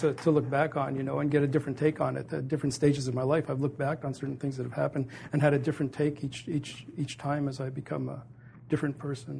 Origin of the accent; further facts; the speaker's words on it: Montreal, Quebec, Canada; I grew up in Montreal, and which was a wonderful place to grow up.